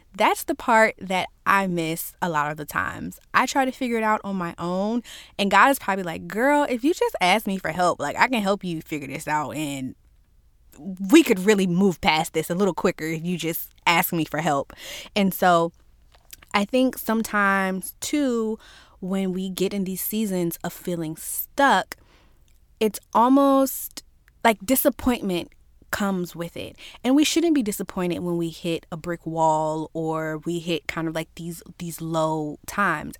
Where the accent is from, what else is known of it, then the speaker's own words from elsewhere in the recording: Virginia, United States; I'm from Virginia, and manners are kind of a thing here